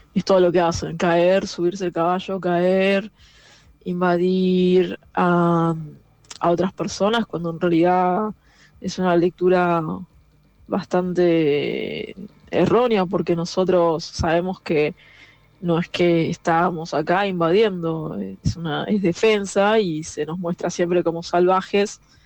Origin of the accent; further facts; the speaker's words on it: San Isidro, Buenos Aires Province, Argentina; yo nací en San Isidro